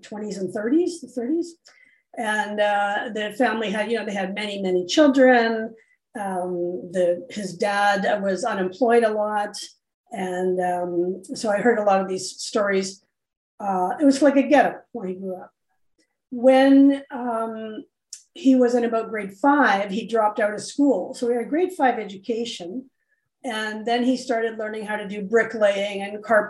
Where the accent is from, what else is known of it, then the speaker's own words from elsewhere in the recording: Canada; we're Canadian now